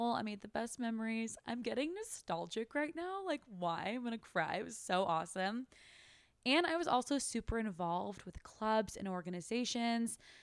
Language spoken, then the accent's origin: English; Sacramento, California, United States; moved away as an adult; also born or lived in Turkey / San Diego, California / Australia; now in Austin, United States; I was raised in Sacramento, California.